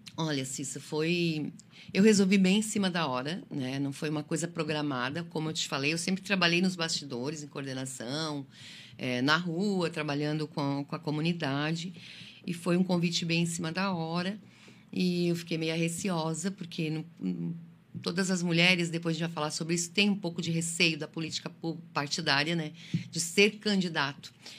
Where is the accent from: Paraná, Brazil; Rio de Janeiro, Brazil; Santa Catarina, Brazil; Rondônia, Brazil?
Santa Catarina, Brazil; Lages; moved away as an adult; also born or lived in Criciúma; now in Içara, Brazil; eu sou natural de Lages, né, na Serra Catarinense.